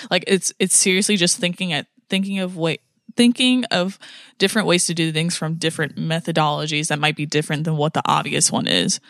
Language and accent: English; United States; I'm American